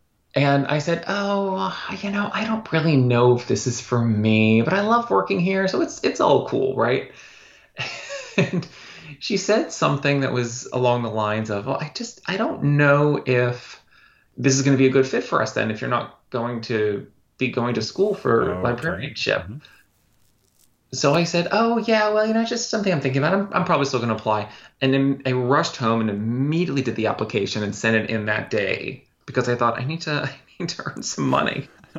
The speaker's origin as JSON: {"language": "English", "town": "Pittsburgh", "region": "Pennsylvania", "country": "United States", "said": "Pittsburgh, Pennsylvania."}